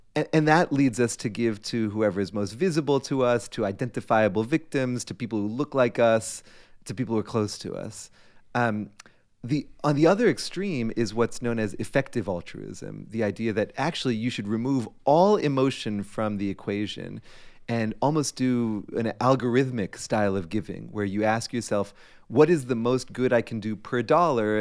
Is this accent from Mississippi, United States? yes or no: no; Framingham, Massachusetts, United States; when I was eighteen, basically Framingham, Massachusetts was my entire world